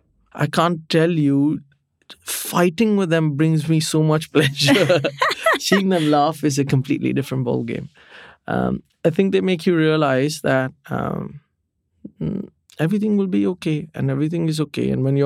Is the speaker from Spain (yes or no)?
no; India; You're not supposed to put ketchup in your fridge, but I'm Indian. I do it.